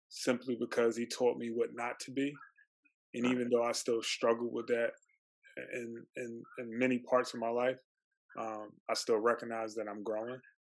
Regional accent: Philadelphia, Pennsylvania, United States; I grew up in North Philly

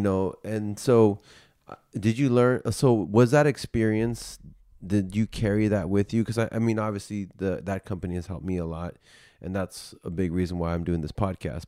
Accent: United States; I'm just, like, the only American

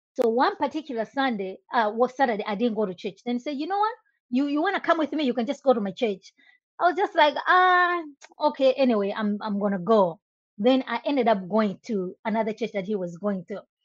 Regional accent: Malawi; moved away as an adult; now in United States; I was born and raised in Malawi. I moved to the US in 2006.

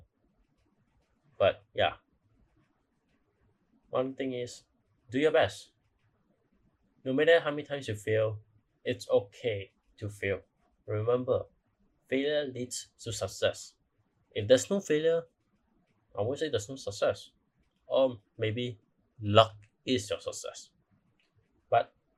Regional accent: Malaysia; I'm from Malaysia

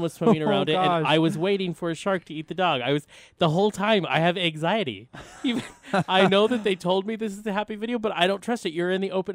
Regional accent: Colorado, United States; I grew up in Colorado

